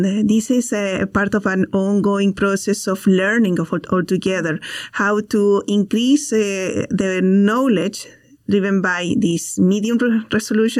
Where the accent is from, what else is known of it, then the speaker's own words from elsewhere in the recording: Chile; moved away; I am also from Chile